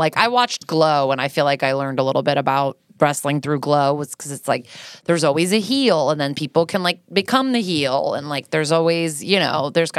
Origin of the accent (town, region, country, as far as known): New Canaan, Connecticut, United States; born or raised there; also born or lived in Stamford, Connecticut